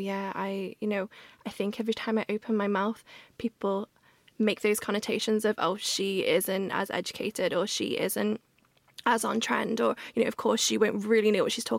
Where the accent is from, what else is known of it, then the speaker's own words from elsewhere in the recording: Liverpool, North West England, United Kingdom; accent: Scouse; moved away as an adult; also born or lived in London; now in Liverpool, United Kingdom; So my Scouse accent is very much there now